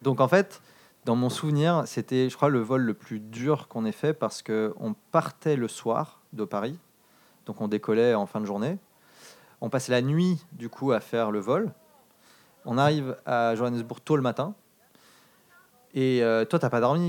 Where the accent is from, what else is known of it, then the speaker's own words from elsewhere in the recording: Darlington, North East England, United Kingdom; moved away; quand j'étais enfant, j'ai grandi en Angleterre. Euh, c'était euh, dans le nord, euh, pas loin d'une. Donc, la, la ville, c'était Darlington